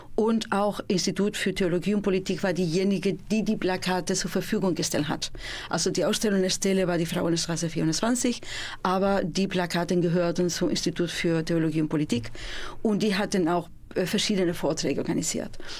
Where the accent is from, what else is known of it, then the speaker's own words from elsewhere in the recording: Spain; German is a second language; now in Münster, Germany; bin ich Spanierin